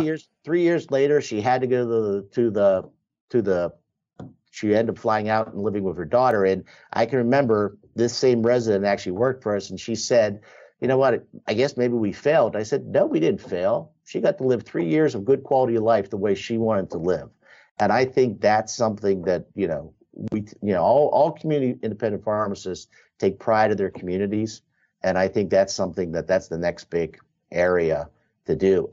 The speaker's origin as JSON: {"language": "English", "region": "Western Pennsylvania", "country": "United States", "tie": "born or raised there", "said": "I'm growing up in Western Pennsylvania"}